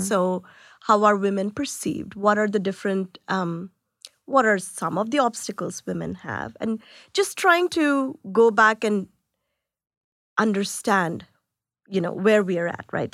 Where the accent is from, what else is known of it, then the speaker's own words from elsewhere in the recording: India; moved away; I was born in India